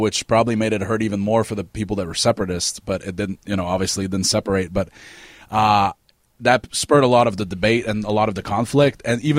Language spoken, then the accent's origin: English; Montreal, Quebec, Canada; first language French; English is a second language; When I'm tired, I will butcher a word out of nowhere in English. Like, and you'll hear it. It's like the French is just trying to, like, spill out of me.